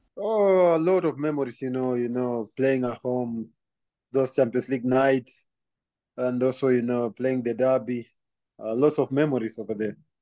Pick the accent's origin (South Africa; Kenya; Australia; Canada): Kenya; moved away; also born or lived in Belgium / Scotland; growing up in Kenya